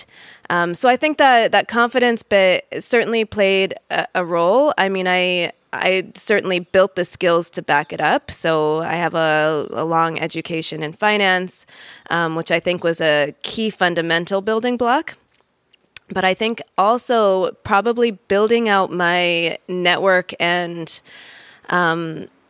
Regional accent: United States; moved away as an adult; also born or lived in Nigeria; I am American

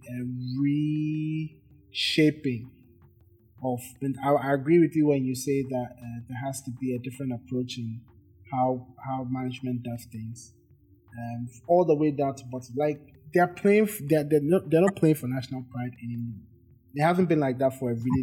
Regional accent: Ghana; I'm from Ghana

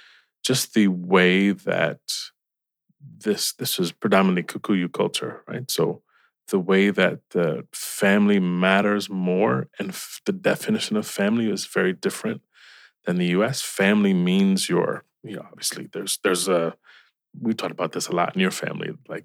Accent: Cleveland, Ohio, United States; Yes, very proud.

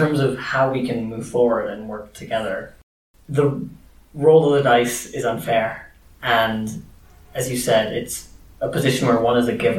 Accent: Kenya; As a Kenyan

